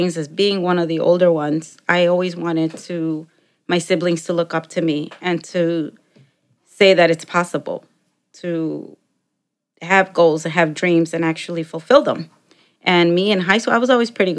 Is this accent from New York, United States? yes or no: no; Chicago, Illinois, United States; English is a second language; also born or lived in Mexico; I grew up in Chicago for about the first 15 years, and then I moved out to the suburbs